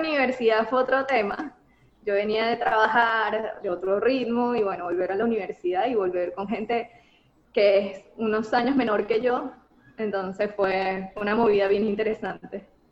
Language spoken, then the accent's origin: Spanish; Venezuela; moved away as an adult; now in United States; yo salí de Venezuela cuando tenía que salir